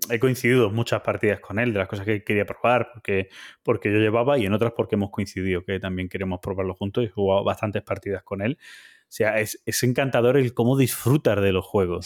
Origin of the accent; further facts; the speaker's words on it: Jabugo area, Andalusia, Spain; mi tierra, ¿vale? aquí sería Jabugo